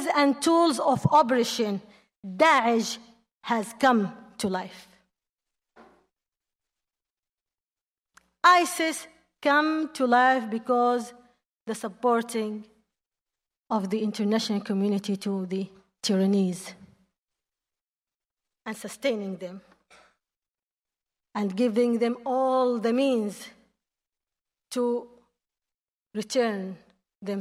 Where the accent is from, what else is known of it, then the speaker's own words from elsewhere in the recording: Yemen; English is a second language; my home country, Yemen